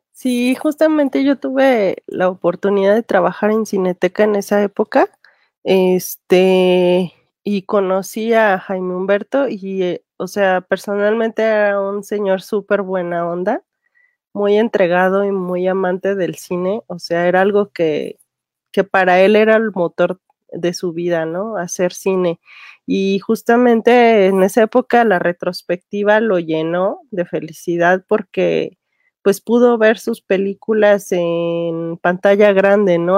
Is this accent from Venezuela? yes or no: no; Mexico